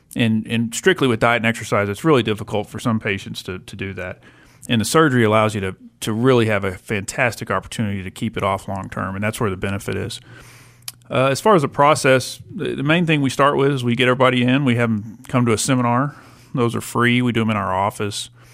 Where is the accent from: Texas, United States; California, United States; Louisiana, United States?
Texas, United States; Lubbock; I'm from Lubbock